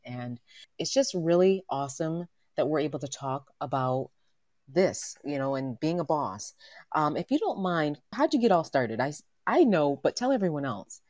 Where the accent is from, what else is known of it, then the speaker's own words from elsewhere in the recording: New York City, New York, United States; I'm, I'm from Manhattan and from New York.